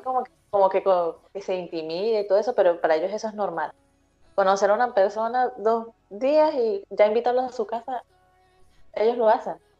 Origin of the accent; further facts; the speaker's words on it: Venezuela; moved away as an adult; now in Los Ángeles, Chile; siendo venezolana, que, que sea aquí en Chile tan lejos